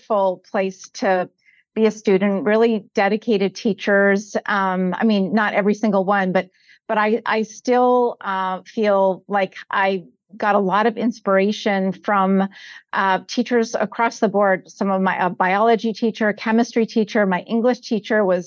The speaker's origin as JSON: {"language": "English", "region": "Connecticut", "country": "United States", "tie": "born or raised there", "said": "I grew up in Connecticut, Luke, on the East Coast"}